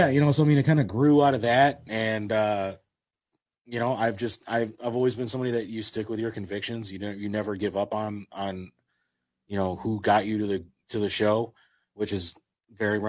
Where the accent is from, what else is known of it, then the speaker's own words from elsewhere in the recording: Maple Heights, Ohio, United States; I grew up in Maple Heights. I grew up in Garfield Heights.